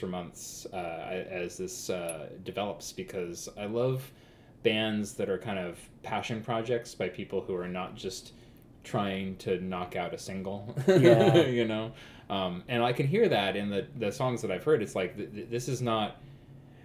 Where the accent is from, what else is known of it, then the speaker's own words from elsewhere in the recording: Cottage Grove, Oregon, United States; moved away as an adult; also born or lived in Eugene, Oregon; now in Portland, United States; I grew up in Cottage Grove